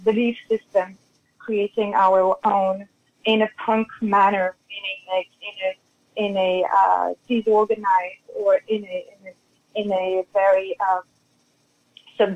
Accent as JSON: {"language": "English", "country": "France", "also_born_or_lived": "Europe", "accent": "French", "second_language": "English", "moved": "as an adult", "lives_now": "United States", "said": "my French accent"}